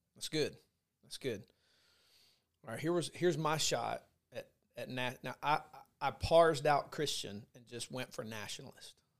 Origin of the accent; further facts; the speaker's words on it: United States; as an American